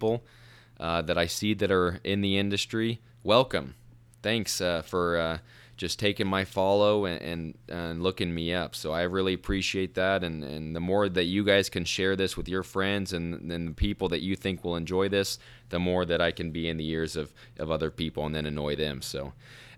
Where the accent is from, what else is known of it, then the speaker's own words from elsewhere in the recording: Arizona, United States; Arizona Nationals, my home state